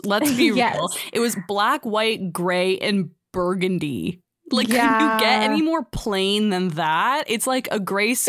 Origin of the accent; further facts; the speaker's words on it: Guelph, Ontario, Canada; we grew up in Guelph. I don't think we've ever really mentioned that, but we grew up in Guelph. And we went to St. James Catholic High School.